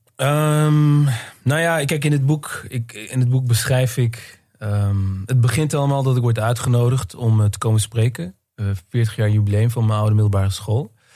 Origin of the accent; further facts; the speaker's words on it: Netherlands; ik ben zelf inderdaad tweede generatie, geboren en getogen in Nederland.